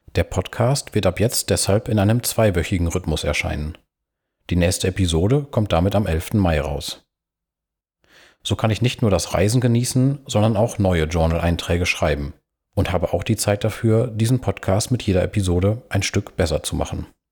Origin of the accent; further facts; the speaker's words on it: Münsterland, North Rhine-Westphalia, Germany; meine Heimat, das Münsterland